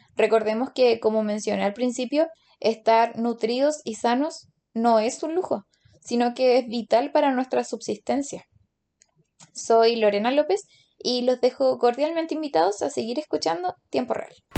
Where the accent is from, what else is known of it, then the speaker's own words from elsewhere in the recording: Chile; como chilenos comunes y corrientes podemos obtener